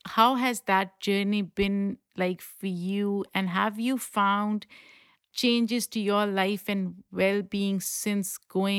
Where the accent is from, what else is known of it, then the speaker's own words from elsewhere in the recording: Pakistan; because I come from a culture of meat eaters, right? I grew up in Pakistan eating meat.